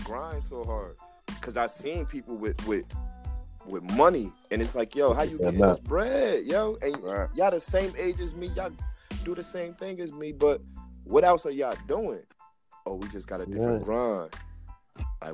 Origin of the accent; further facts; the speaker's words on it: New Jersey, United States; I'm from Jersey. We from Jersey